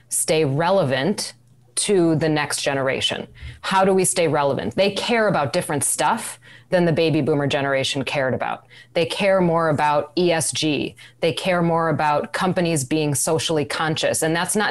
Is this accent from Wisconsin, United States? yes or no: yes; Wisconsin, United States; moved away; I'm from Wisconsin. We didn't have hurricanes there